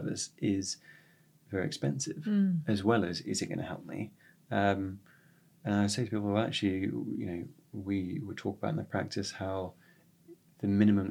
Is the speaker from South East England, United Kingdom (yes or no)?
yes; West Sussex, South East England, United Kingdom; now in Jersey; growing up in West Sussex